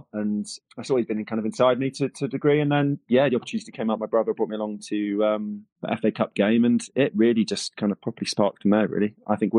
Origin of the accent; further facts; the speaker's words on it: United Kingdom; I grew up slightly outside London